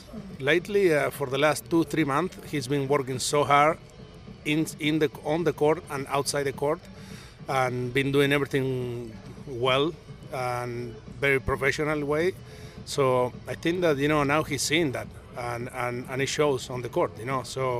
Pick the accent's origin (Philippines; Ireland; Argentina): Argentina; English is a second language; now in United States; He's from Japan, I'm from Argentina. We both live in US. So, you know, we communicate, English is our second language.